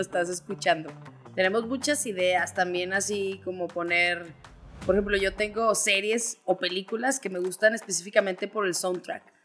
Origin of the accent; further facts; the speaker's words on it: Zacatecas, Mexico; now in Guadalajara, Mexico; soy de Zacatecas, tengo ya casi 10 años viviendo en Guadalajara